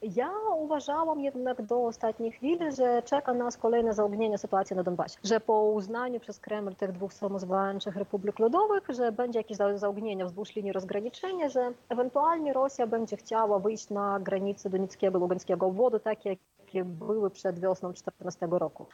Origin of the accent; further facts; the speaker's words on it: Ukraine; Polish is a second language; moved away as an adult; also born or lived in Kyiv; now in Poland; jako Ukrainka